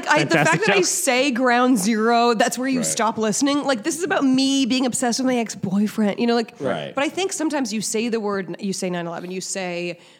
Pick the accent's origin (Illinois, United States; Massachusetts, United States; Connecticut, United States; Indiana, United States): Massachusetts, United States; Weston; moved away as an adult; also born or lived in Boston, United States; now in New York City, United States; I grew up in Weston. Okay. Yeah. And then lived in Southie after college.